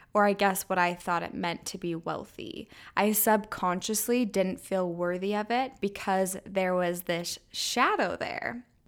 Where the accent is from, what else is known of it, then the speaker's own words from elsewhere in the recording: Orem, Utah, United States; I was raised in Utah County in Orem, Utah